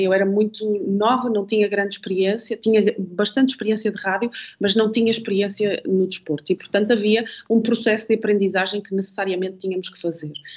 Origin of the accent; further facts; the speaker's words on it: Amarante, Norte, Portugal; eu sou natural de Amarante